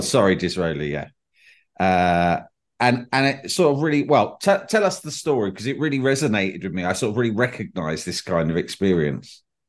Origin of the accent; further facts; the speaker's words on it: United Kingdom; I'm, I'm British